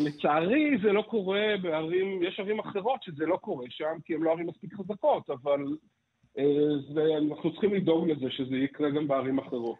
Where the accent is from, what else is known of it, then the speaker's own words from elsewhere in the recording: Petah Tikva, Central District, Israel; אני גדלתי בפתח תקווה